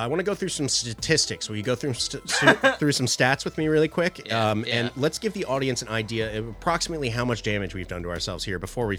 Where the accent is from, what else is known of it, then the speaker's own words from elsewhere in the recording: Philadelphia, Pennsylvania, United States; we're from Philadelphia.